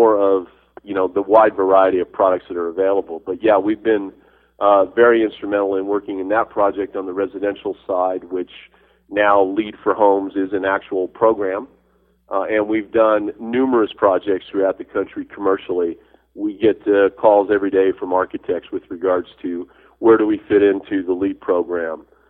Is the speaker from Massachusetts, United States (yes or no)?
no; New Mexico, United States; I am from New Mexico